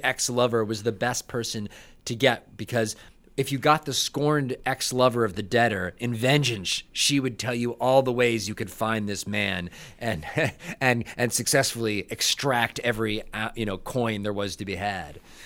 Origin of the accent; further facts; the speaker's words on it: Buffalo, New York, United States; moved away; I'm from Buffalo, I'm a Buffalo boy